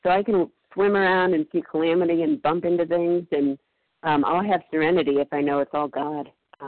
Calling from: Massachusetts, United States; I'm calling in from Massachusetts

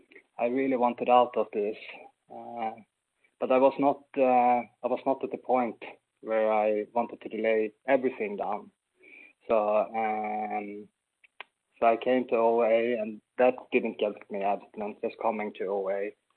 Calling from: Sweden; like …, and I'm a recovered compulsive overeater. I'm calling in from Sweden. A very cold Sweden today, unfortunately.

